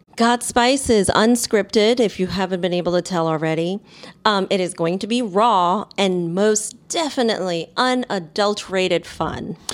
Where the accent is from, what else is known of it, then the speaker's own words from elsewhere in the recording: New York City, New York, United States; I'm a quote, what they call a real New Yorker, born here in Manhattan.